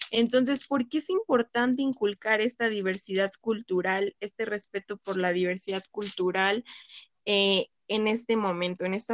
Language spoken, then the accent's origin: Spanish; Mexico